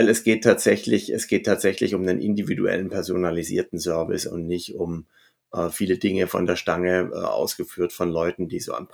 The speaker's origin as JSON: {"language": "German", "town": "Stuttgart", "region": "Baden-Württemberg", "country": "Germany", "tie": "born there", "accent": "Swabian", "said": "An Silvester, sorry, dass ich jetzt schwäbisch werde als gebürtiger Stuttgarter, da kriegst du kein Taxi um die Zeit und zwar in keine Richtung."}